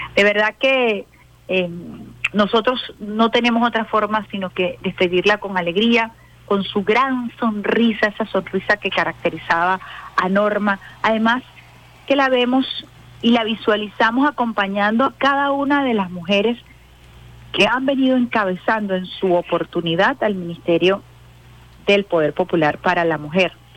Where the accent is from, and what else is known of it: Venezuela